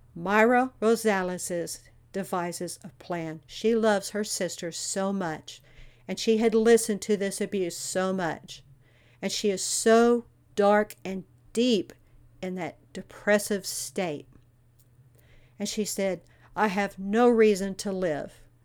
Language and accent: English; Texas, United States; I'm from Texas